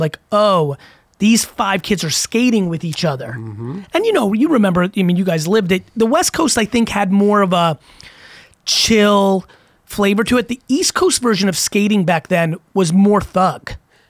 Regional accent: Russia; born there; And like, I was born in Russia. I was like, fuck Drago.

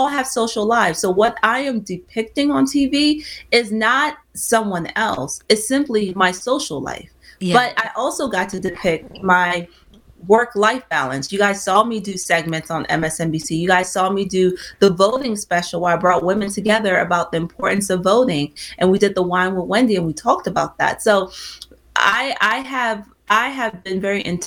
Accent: Nigeria; I'm Nigerian

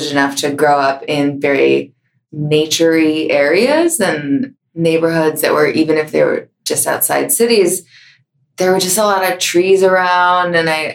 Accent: Bethesda, Maryland, United States; also born or lived in Minneapolis, Minnesota; I grew up mostly in Bethesda, Maryland, with a few years in Minneapolis

